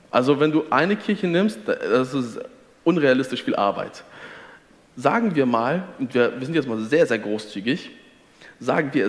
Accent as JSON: {"language": "German", "town": "Detmold", "region": "North Rhine-Westphalia", "country": "Germany", "said": "Also ich komme, wie du sagst, ich komme aus Detmold. Detmold hat auf vergleichbar große Bewohnerzahl doppelt so viele Freikirchen."}